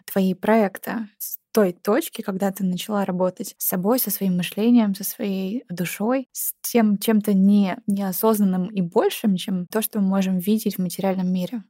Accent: Yekaterinburg, Sverdlovsk Oblast, Russia; я родилась в Екатеринбурге и выросла там

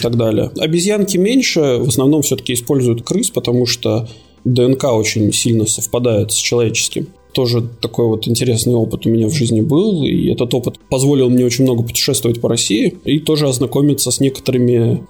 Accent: Latvia; moved away as an adult; also born or lived in Cyprus; now in Malta; Родился я в Латвии

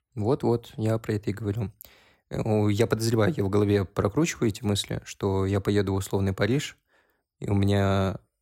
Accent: North Caucasus, Russia; also born or lived in Uzbekistan; now in Moscow, Russia; Я из Кавказа

